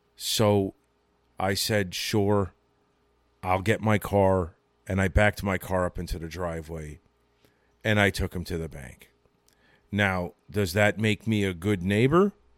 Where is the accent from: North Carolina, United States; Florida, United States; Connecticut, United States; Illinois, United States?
Connecticut, United States; now in New Jersey, United States; I was born and raised in Connecticut